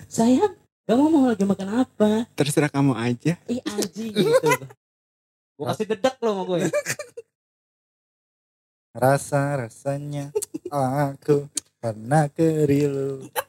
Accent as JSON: {"language": "Indonesian", "town": "Tangerang", "region": "Banten", "country": "Indonesia", "said": "Ya ketahuan dong kita dari Tangerang iya."}